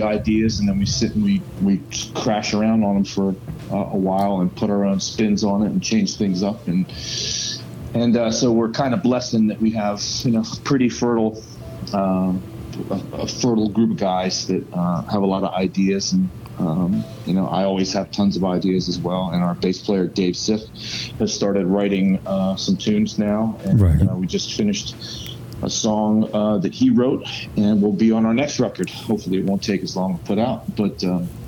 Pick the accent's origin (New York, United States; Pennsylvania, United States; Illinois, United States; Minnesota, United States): Pennsylvania, United States; Philadelphia; also born or lived in South Florida; now in Georgia, United States; I'm from the Philadelphia area